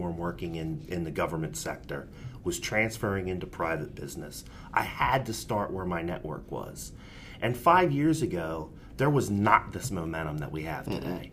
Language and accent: English; Pottstown, Pennsylvania, United States; it's my town. You know, I grew up on Hanover Street between Walnut and Chestnut. 5 years ago, I moved back to the neighborhood that I grew